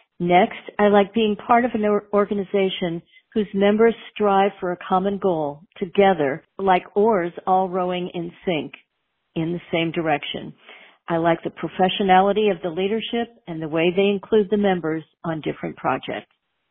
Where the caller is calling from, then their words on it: Texas, United States; and I'm calling from Texas.